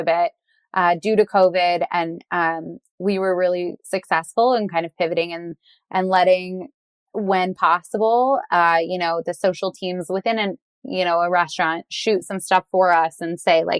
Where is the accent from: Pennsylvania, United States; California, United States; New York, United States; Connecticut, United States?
California, United States; Southern; I grew up in Southern California